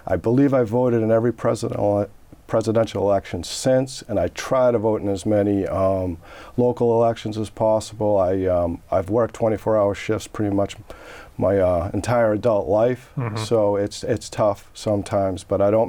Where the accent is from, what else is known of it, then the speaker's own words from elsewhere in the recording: Walpole, Massachusetts, United States; moved away as an adult; now in Franklin, United States; I was born and raised in Walpole, Massachusetts.